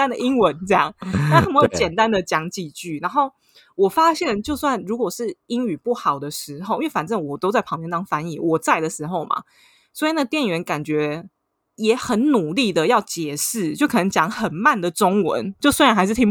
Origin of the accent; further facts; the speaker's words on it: Taiwan; now in Paris, France; 我是台湾人